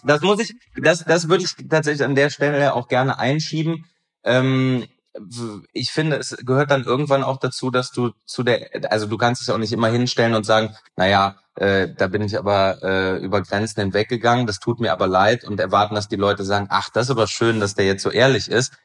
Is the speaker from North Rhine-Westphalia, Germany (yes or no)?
yes; Aachen, North Rhine-Westphalia, Germany; moved away; Aber ich bin gebürtiger Aachener